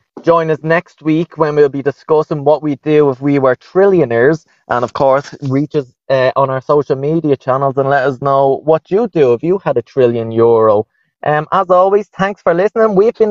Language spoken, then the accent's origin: English; Ireland; It's the best little country in the world. What does being Irish mean to me? Everything!